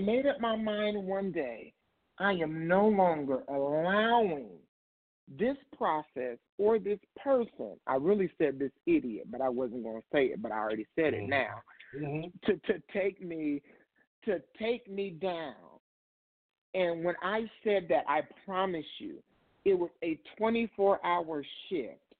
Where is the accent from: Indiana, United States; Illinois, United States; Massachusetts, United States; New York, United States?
Indiana, United States; moved away as an adult; now in Ohio, United States